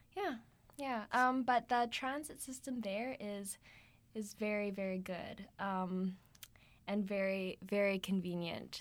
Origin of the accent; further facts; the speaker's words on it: Canada; we're Canadian